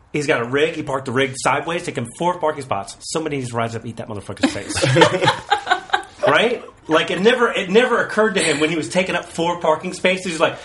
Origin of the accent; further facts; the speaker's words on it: United Kingdom; I'm also British.